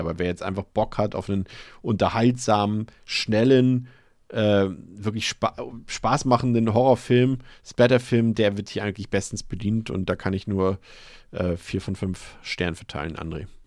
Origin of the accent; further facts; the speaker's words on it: Hamburg, Germany; als Hamburger